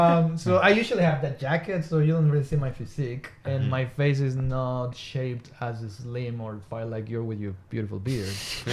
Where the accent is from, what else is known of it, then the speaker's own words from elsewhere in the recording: Mexico; moved away as an adult; also born or lived in regional Queensland, Australia; now in Queensland, Australia; I'm originally from Mexico. I've been in Australia for almost 18 years.